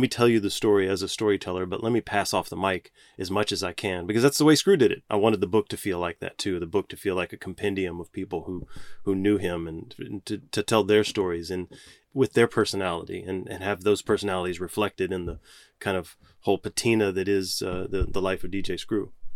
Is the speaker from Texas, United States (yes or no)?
yes; Galveston, Texas, United States; even growing up in Galveston